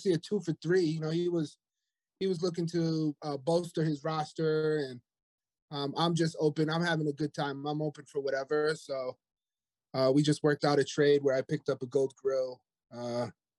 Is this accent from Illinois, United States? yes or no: no; Rhode Island, United States; moved away; also born or lived in Hawaii; I was living in Hawaii, but I'm originally from Rhode Island, up here in the Northeast